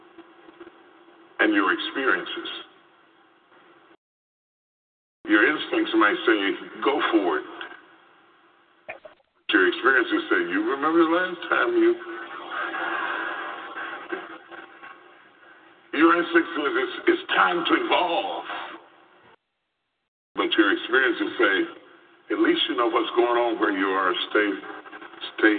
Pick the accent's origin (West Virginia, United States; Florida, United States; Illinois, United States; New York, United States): West Virginia, United States; When I grew up in West Virginia